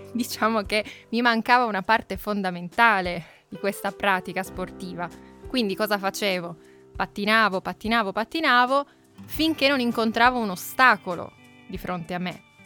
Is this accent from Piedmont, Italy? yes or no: yes; Turin, Piedmont, Italy; io sono nata, forse lo sapete già, sono nata a Torino, vicino quindi alle montagne, vicino alle Alpi